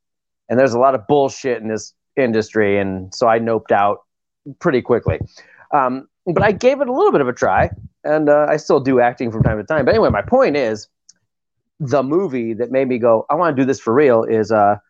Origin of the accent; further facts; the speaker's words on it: Ohio, United States; then I grew up in Ohio, so tornadoes were very fucking real